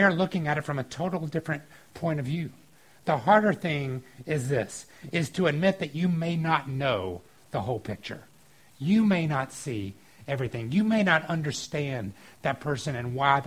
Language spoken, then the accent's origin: English; the South, United States; Growing up in the South, one of the things sometimes you would watch on TV was professional wrestling.